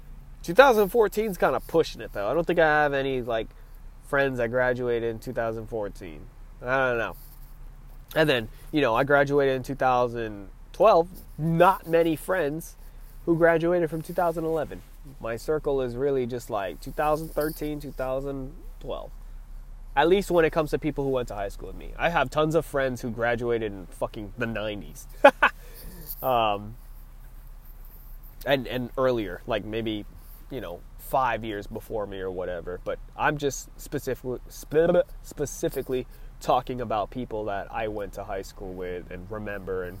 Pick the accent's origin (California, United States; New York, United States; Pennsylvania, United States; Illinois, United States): California, United States; I'm from California